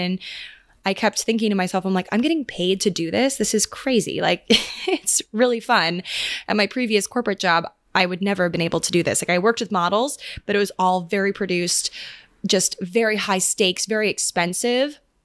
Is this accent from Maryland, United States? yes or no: yes; Maryland, United States; now in New York, United States; I'm going back home again to Maryland